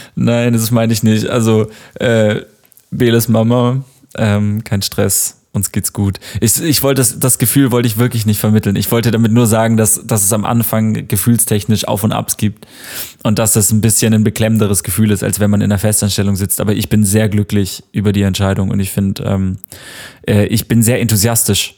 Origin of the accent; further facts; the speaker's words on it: near Tübingen, Baden-Württemberg, Germany; now in Berlin, Germany; ich komme aus der Nähe von Tübingen was so eine Universitätsstadt ist, die in der Nähe von Stuttgart liegt.